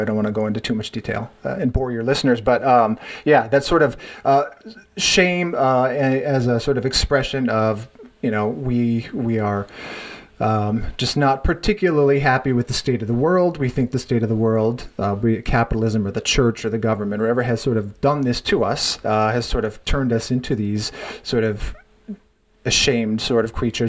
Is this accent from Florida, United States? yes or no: no; North Dakota, United States; growing up in North Dakota, there um, in the you know, 80s and 90s